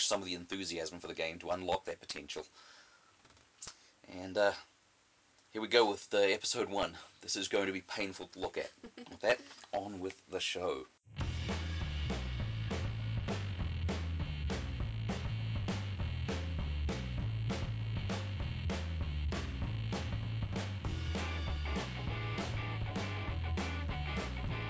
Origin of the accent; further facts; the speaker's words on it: New Zealand; now in North Dakota, United States; I grew up in New Zealand